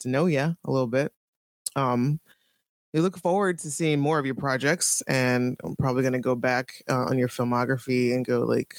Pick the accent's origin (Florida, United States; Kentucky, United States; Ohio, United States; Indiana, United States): Ohio, United States; Toledo; now in Pittsburgh, United States; I am from Toledo, Ohio, but I've been here since 98.